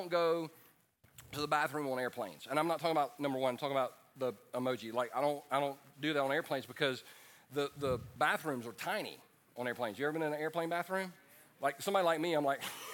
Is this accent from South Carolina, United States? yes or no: yes; Easley, South Carolina, United States; I wound up in my old neighborhood, and where I grew up on the Mill Hill.